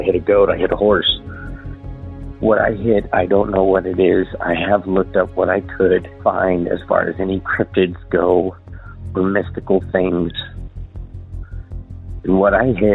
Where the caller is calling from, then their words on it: Southeast Idaho, United States; I'm calling from Southeast Idaho area